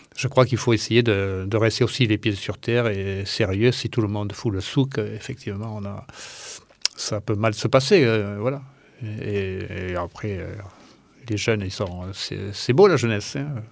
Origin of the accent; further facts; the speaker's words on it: Ramonville-Saint-Agne, Occitania, France; je suis né à Ramonville